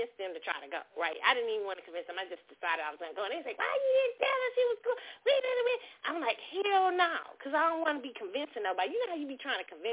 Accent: Kansas City, Missouri, United States; my hometown, Kansas City

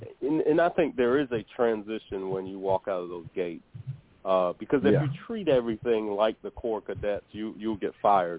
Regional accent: North Charleston, South Carolina, United States; I grew up in North Charleston.

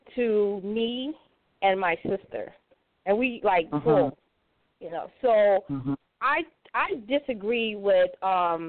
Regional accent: Louisiana, United States; also born or lived in North Carolina; now in Midwest, United States; I'm from Louisiana, but I live in North Carolina, and I moved to the Midwest

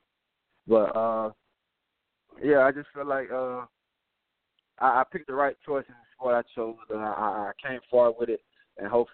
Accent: Tampa, Florida, United States; moved away; also born or lived in Arkansas; Growing up in Tampa, I always grew up in, you know, a good environment

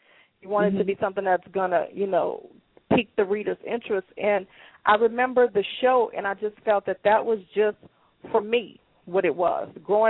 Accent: New Orleans, Louisiana, United States; also born or lived in Chicago / Atlanta; I am born and raised in New Orleans. That's where I currently reside

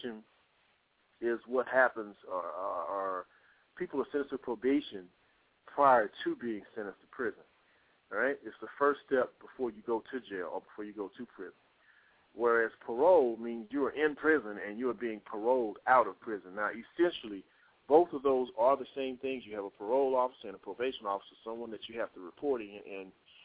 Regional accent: Texas, United States; now in Atlanta, United States; I'm from Texas. I'm living in the Georgia area, Atlanta

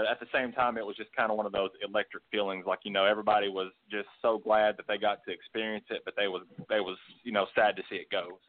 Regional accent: Kentucky, United States; now in Georgia, United States; I actually moved to Georgia, where I'm at now. I moved here originally from Kentucky, where I went to school at.

